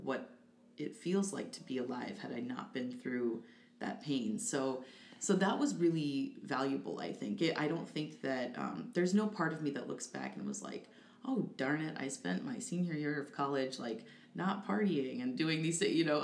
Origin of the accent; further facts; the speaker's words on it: DeWitt, Iowa, United States; I'm from DeWitt, Iowa, so a DeWitt native, and I moved back home